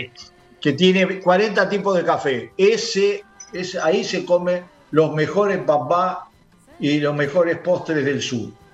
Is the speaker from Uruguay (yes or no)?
yes; Uruguay; los uruguayos somos el primer consumidor mundial